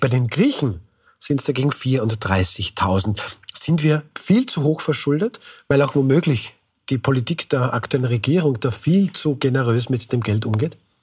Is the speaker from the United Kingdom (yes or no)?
no; Austria; sind wir Österreicherinnen und Österreicher